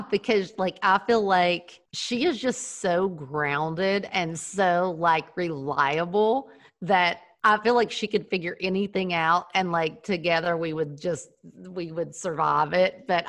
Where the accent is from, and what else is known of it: the South, Southern United States, United States; accent: Southern; moved away